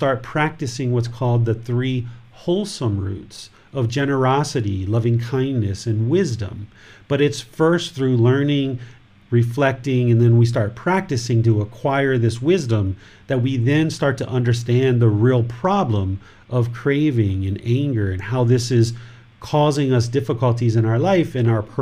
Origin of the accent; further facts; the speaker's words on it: United States; I'm a American with a wife and a son, and I'm a Buddhist teacher